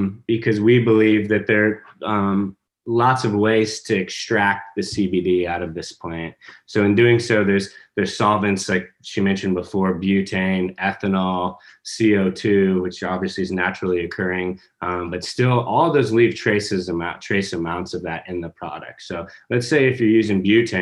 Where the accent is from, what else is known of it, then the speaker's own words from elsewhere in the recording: New Mexico, United States; now in Kentucky, United States; I come from New Mexico. It's hard to grow grass